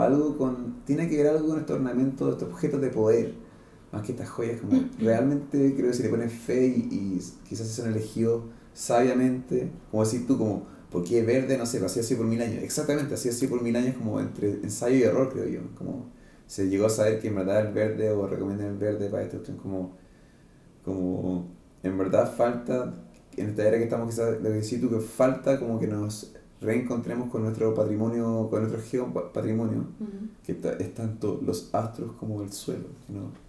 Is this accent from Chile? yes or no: yes; Santiago, Santiago Metropolitan Region, Chile; yo nací acá en Santiago